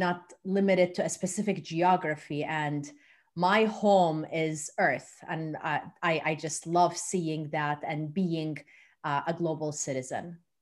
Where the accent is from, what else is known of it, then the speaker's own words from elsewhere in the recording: Jordan; moved away as an adult; also born or lived in Turkey; now in Louisiana, United States; I was born in Turkey and raised in Jordan. And then I moved to the U S twenty-five years ago